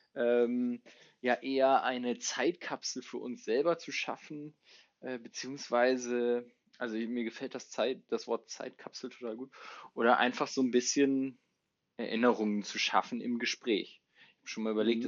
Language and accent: German; Hamburg, Germany; moved away as an adult; now in Jönköping, Sweden; Ich komme aus Hamburg